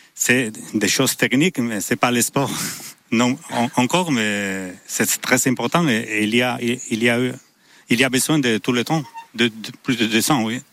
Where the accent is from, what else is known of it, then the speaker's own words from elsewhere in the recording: San Sebastián, Basque Country, Spain; je suis de Saint-Sébastien